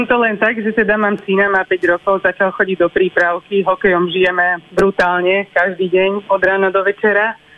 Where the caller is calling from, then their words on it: Lapáš, Nitra Region, Slovakia; Pri Nitre. Pri Nitre, Lapáša.